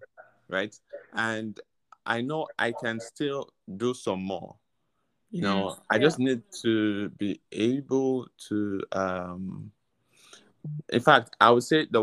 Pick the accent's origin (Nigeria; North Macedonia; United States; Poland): Nigeria; growing up in Nigeria